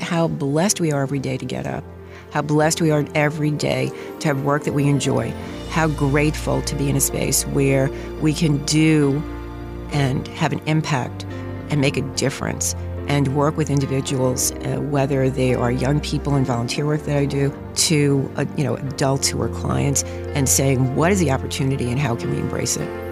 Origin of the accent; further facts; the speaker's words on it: New York City, New York, United States; accent: New York; I grew up in Queens, Queensfield, to be exact